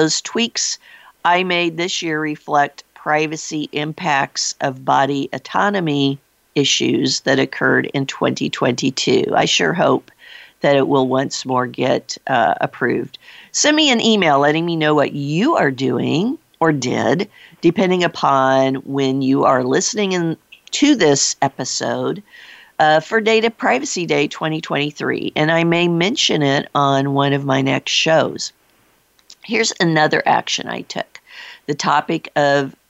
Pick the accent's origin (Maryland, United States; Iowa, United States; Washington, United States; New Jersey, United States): Iowa, United States; my home state of Iowa